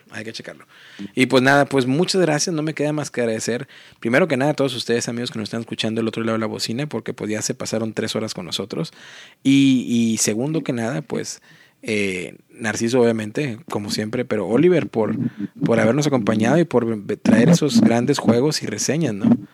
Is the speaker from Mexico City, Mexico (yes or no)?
no; Matamoros, Tamaulipas, Mexico; moved away; a mi ciudad natal, que es Matamoros, Tamaulipas